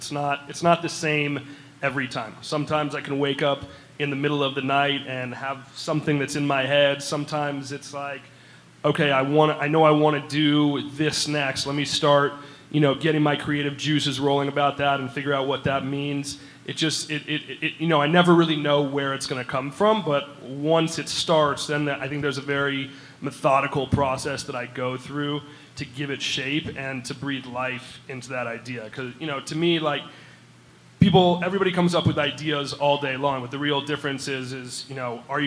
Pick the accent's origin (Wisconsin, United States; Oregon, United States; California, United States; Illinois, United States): California, United States; Los Angeles; I'm from L.A.